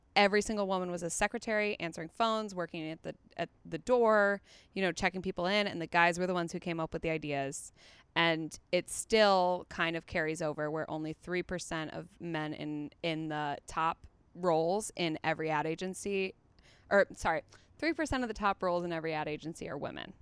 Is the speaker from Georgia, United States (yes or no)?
no; Chicago, Illinois, United States; moved away; also born or lived in East Coast / Australia / England; From Chicago